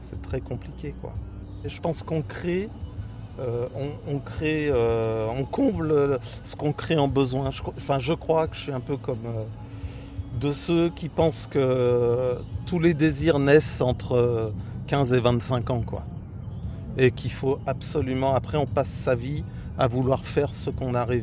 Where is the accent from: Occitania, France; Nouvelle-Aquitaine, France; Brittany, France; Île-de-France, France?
Île-de-France, France; Paris; born there; now in Corrèze, France; voilà, euh, je suis né à Paris et je me suis installé comme agriculteur en Corrèze